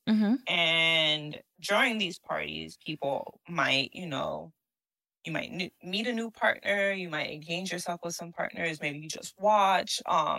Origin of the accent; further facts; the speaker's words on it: New York, United States; And so that's why I'm like, I don't know if this is just because I'm a New Yorker.